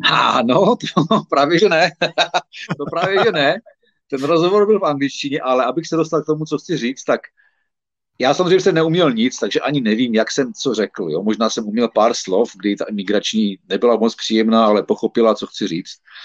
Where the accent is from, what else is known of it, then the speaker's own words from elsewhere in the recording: Czechia; moved away as an adult; also born or lived in Ostrava; now in United Kingdom; já jsem samozřejmě Čech